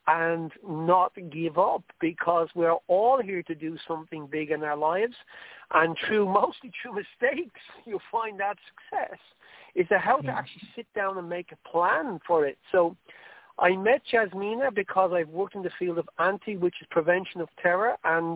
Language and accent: English; Ireland; accent: Irish; I'm not going to excuse my Irish accent. I love being Irish